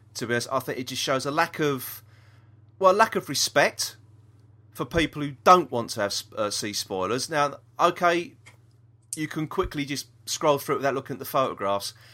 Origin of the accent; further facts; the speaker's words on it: London, United Kingdom; We're from South East London. We don't s, talk proper, do we?